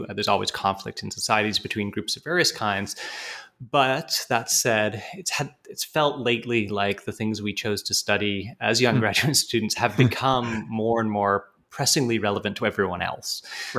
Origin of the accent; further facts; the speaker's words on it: Canada; also born or lived in United Kingdom; now in United States; I'm actually British by birth, but grew up in Canada. So being Canadian is an important part of my sense of self, absolutely.